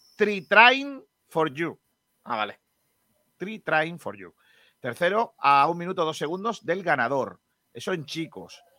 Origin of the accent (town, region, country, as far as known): La Cala, Andalusia, Spain